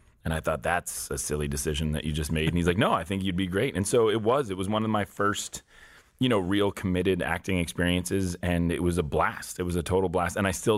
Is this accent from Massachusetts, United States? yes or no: yes; Newton, Massachusetts, United States; I was born just outside of Boston in Newton, Mass